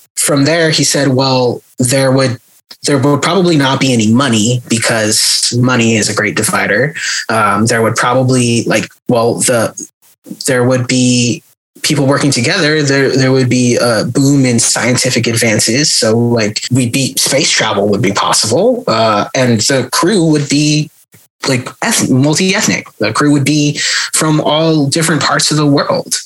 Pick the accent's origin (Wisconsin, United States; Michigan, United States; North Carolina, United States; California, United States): California, United States; born or raised there; moved away